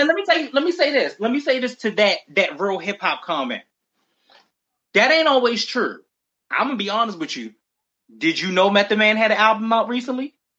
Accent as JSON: {"language": "English", "town": "Baltimore", "region": "Maryland", "country": "United States", "said": "we're both from Baltimore"}